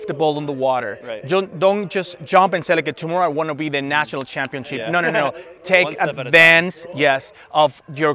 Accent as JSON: {"language": "English", "country": "Venezuela", "also_born_or_lived": "United States", "second_language": "English", "moved": "as an adult", "lives_now": "Denver, United States", "said": "I am originally from Venezuela. I've been in the United States for more than 12, 14 years, but recently I moved to Denver, Colorado."}